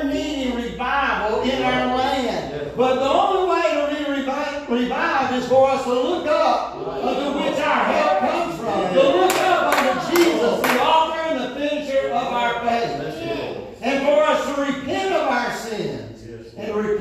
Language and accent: English; United States; Country I grew up in America